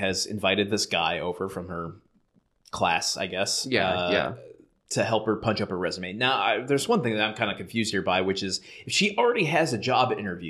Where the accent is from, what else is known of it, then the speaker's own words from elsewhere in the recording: Michigan, United States; I'm from Michigan, which is kind of northern Michigan. It's not in the UP.